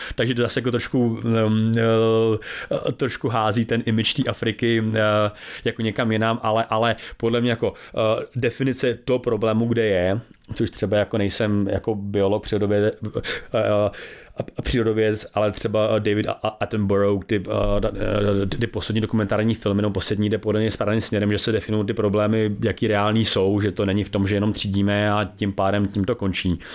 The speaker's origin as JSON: {"language": "Czech", "country": "Czechia", "said": "my strašně třídíme jako Češi"}